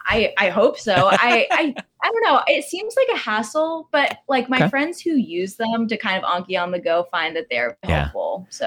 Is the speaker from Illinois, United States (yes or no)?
no; Texas, United States; also born or lived in California; now in New York, United States; I grew up in Texas, went to undergrad in California, and now I'm on the East Coast.